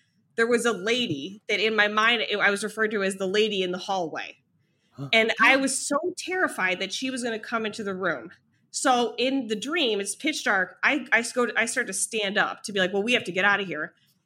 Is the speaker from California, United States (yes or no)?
no; Ohio, United States; moved away; also born or lived in New York; I'm from Ohio